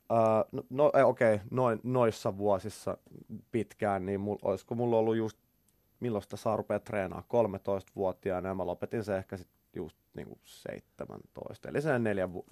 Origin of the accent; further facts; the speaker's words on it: Helsinki, Uusimaa, Finland; Mä oon syntynyt ihan kuule Kätilöopistolla Helsingissä.